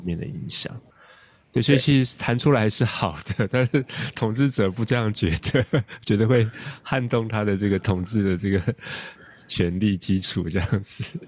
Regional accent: Taiwan; 今天我们身为台湾人

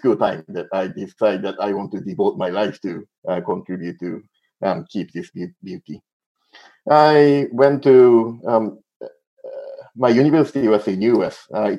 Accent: Singapore; also born or lived in Japan / Malaysia; So yes, my background, I was born in Japan. Both of my parents are Japanese, but I grew up in Singapore and Malaysia since when I was 2.5 years old until the end of high school.

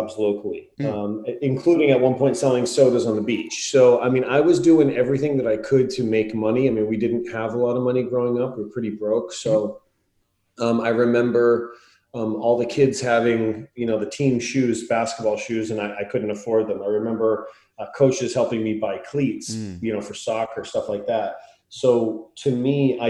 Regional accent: Scarborough, Maine, United States; moved away; also born or lived in Los Angeles; grew up in a small little town of Scarborough, Maine, in a little nook called Pine Point

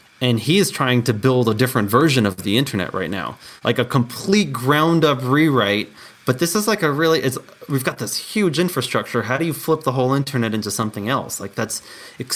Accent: New York, United States; now in Colorado, United States; I was born and raised in New York, and I live in Colorado

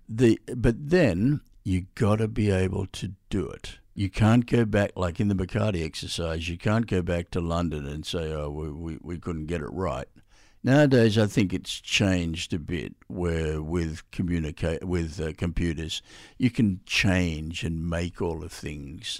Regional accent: Australia; I'm Australian.

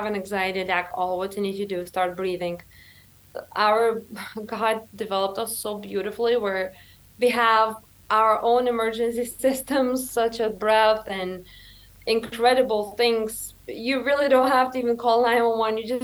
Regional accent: Lithuania; moved away; when I came from Lithuania

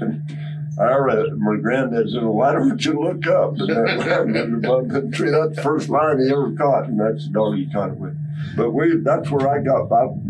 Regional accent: Douglas, Arizona, United States; I was born in Douglas Hospital there, but I was raised on the cattle ranch, 30 miles northeast of Douglas, right in the south end of the Chiricahua Mountains. My granddad homesteaded there.

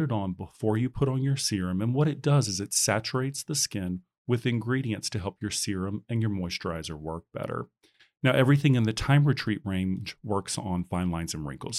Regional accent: Baton Rouge, Louisiana, United States; now in San Francisco, United States; I'm originally from Baton Rouge, Louisiana

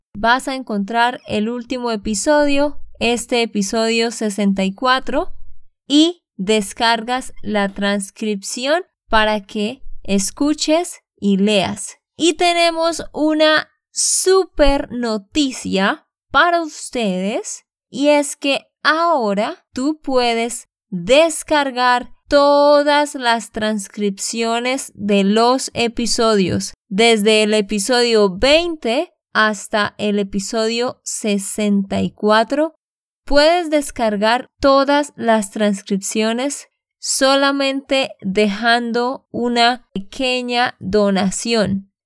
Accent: Santander, Colombia; de Santander, Colombia

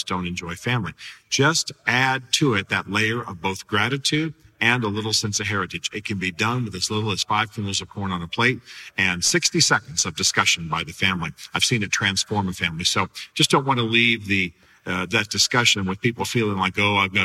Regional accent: United States; as American Christians

